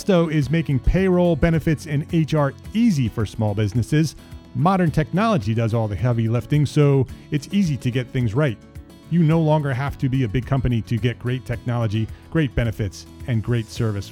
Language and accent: English; Paramus, New Jersey, United States; I grew up in Paramus, New Jersey, not far from New York